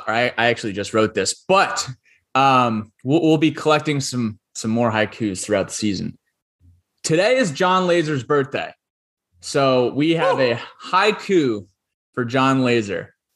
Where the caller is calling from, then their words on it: Charlotte, North Carolina, United States; I'm calling in here from Charlotte, North Carolina.